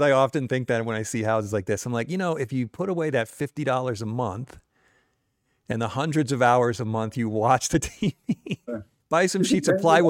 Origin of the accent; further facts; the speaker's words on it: the East, United States; I grew up in the East.